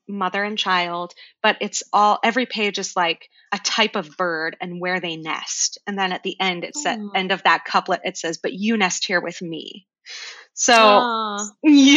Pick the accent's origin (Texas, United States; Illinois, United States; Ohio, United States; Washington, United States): Ohio, United States; Cleveland; also born or lived in New Zealand; I was born in New Zealand. I don't sound like it because I moved to Cleveland, Ohio when I was very young